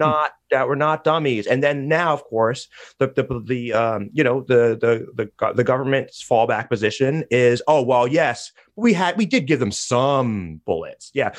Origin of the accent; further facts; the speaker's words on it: United States; I'm embarrassed as an American.